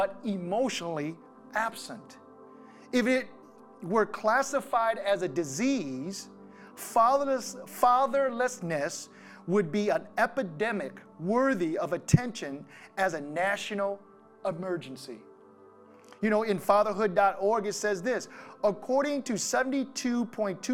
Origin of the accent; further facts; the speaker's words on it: Wisconsin, United States; growing up in Wisconsin